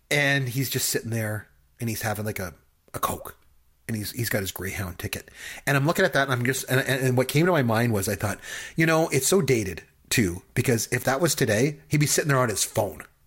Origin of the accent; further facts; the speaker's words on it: Canada; as a Canadian